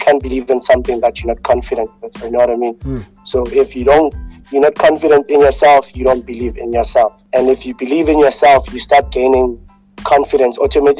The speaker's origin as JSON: {"language": "English", "town": "Johannesburg", "region": "Gauteng", "country": "South Africa", "tie": "born or raised there", "also_born_or_lived": "West Rand", "said": "is a kid from Alexandra. For those who actually know me, know which I grew up in Alexandra before I moved in the West End."}